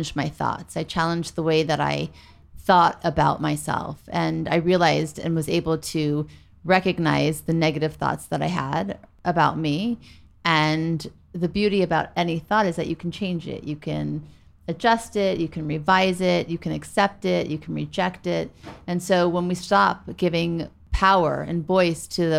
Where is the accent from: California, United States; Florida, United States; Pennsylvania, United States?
California, United States; Beverly Hills; also born or lived in New Orleans, Louisiana; we moved from New Orleans to Beverly Hills